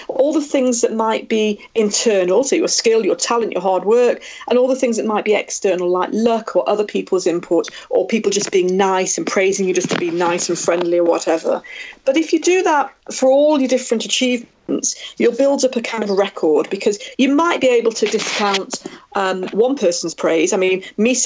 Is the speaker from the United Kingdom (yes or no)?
yes; Manchester, North West England, United Kingdom; the Manchester Arena bomb 2 years ago in my hometown